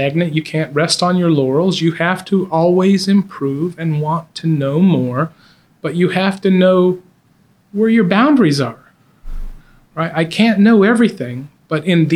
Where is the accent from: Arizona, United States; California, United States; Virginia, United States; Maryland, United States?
Arizona, United States; Globe; also born or lived in Bangkok, Thailand / Tucson, Arizona; I claim Arizona.